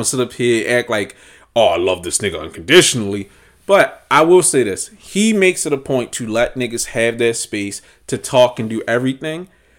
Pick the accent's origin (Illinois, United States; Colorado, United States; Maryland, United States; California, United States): Maryland, United States; Baltimore; Like, let's not front like Baltimore's known for its fashion. Most people assumed I was from New York growing up because I could dress.